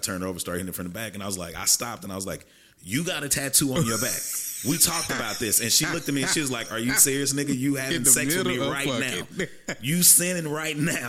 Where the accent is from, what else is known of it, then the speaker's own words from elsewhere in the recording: Texarkana, Texas, United States; moved away; I'm from the Texas side